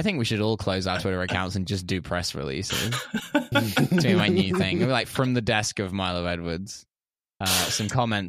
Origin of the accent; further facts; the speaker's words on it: Essex, East of England, United Kingdom; I was in my hometown in Essex, which I mentioned before the show is the New Jersey of the United Kingdom.